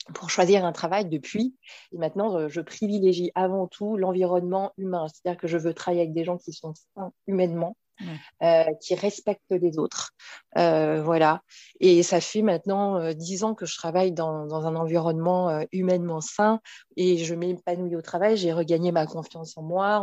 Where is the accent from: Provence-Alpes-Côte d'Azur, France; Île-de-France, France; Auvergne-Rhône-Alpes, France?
Île-de-France, France; Paris; je suis née et j'habite à Paris